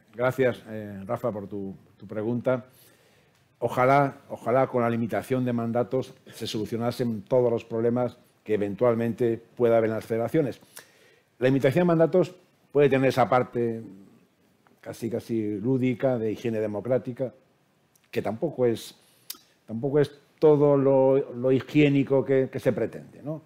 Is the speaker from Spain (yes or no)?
yes; Spain; como español